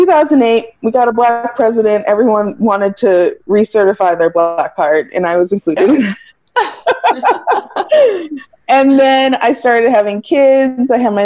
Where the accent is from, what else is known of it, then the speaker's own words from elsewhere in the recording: Nigeria; also born or lived in Cameroon; I'm Nigerian and Cameroonian.